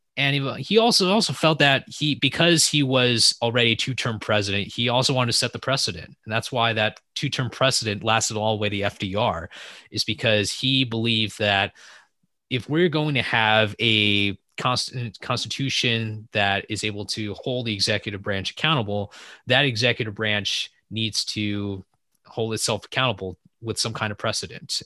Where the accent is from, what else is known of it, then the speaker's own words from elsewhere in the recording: San Francisco, California, United States; I'm from the California Bay Area originally, grew up in the San Francisco area, but I'm currently living most of my time in the wine country